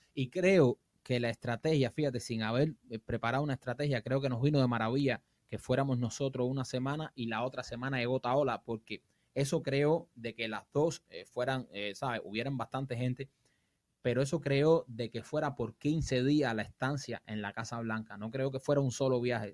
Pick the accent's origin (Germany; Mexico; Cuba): Cuba; moved away; yo soy un cubano más